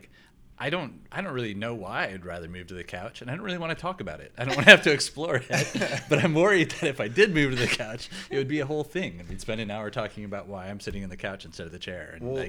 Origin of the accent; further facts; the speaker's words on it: Wisconsin, United States; moved away; I grew up in Wisconsin.